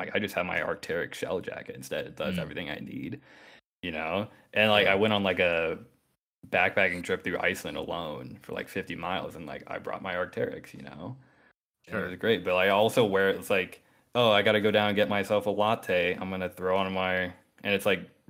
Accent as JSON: {"language": "English", "region": "Colorado", "country": "United States", "tie": "born or raised there", "said": "I grew up in Colorado"}